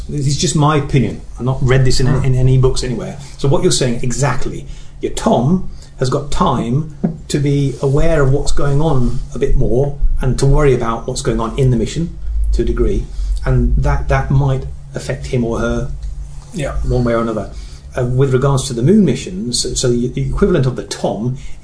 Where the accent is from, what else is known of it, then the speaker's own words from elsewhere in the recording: England, United Kingdom; I'm English